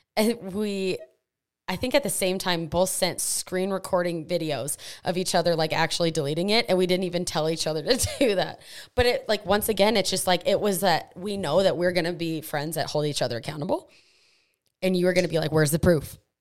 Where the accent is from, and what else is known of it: United States